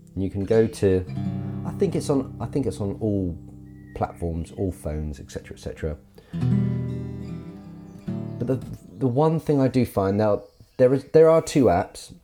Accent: Carisbrooke, South East England, United Kingdom; moved away; I grew up in Carisbrook, um, and it's a wonderful village

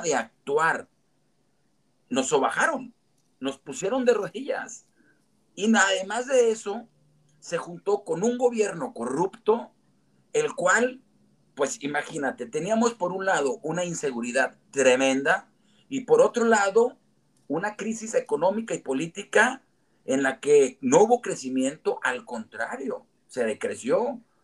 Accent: Gómez Palacio, Durango, Mexico; moved away as an adult; also born or lived in Torreón / Lerdo; yo nací en Gómez Palacio, me registraron en Torreón y mi corazón está en Lerdo. Entonces, eh, vamos, sí soy un lagunero 100% eh, hecho y derecho.

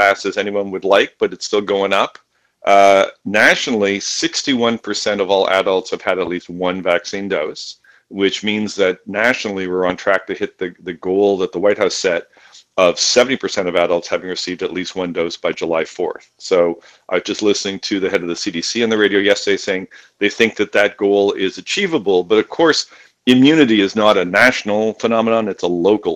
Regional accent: Canada; now in United States; my home country of Canada

